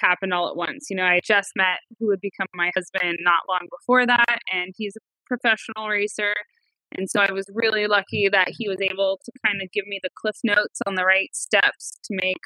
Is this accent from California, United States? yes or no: yes; Northern California, United States; I grew up in Northern California with my parents and my four older brothers